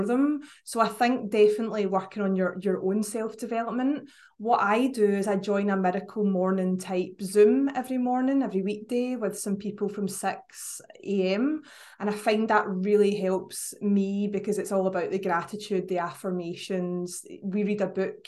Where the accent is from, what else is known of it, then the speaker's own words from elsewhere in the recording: Scotland, United Kingdom; accent: Scottish; I know you couldn't guess from my accent, but up in Scotland